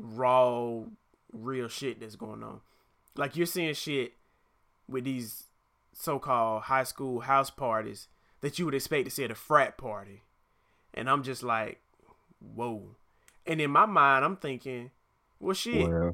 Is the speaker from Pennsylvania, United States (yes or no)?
no; Atlanta, Georgia, United States; I'm from Atlanta.